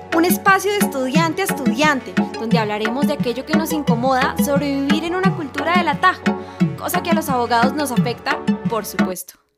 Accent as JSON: {"language": "Spanish", "country": "Colombia", "said": "como colombiana"}